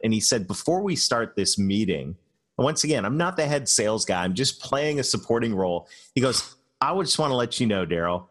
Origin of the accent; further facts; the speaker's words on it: Canada; moved away; I'm Canadian